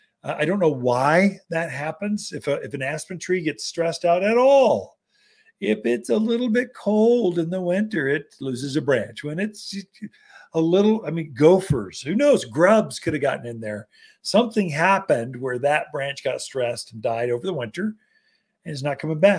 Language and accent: English; the South, United States; accent: Southern; now in Prescott, United States; coming from a Southern boy